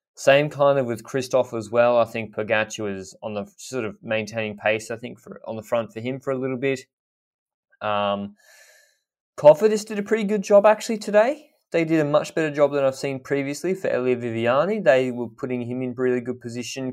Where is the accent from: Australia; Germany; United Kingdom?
Australia; I'm coming at this as an Australian who didn't really grow up watching cycling the same way that maybe people in Europe did